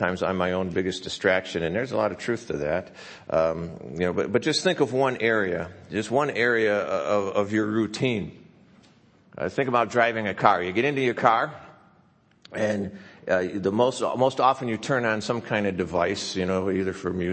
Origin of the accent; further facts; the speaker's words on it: Chicago, Illinois, United States; moved away; Growing up in Chicago